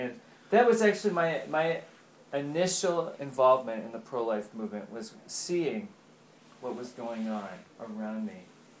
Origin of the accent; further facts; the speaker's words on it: New York, United States; also born or lived in Ohio; now in Boston, United States; I grew up in New York. I'm from New York.